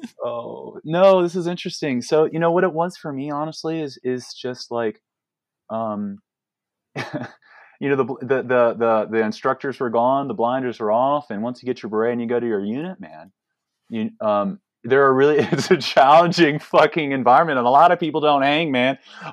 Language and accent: English; Virginia, United States; Yeah, I grew up in like Northern Virginia.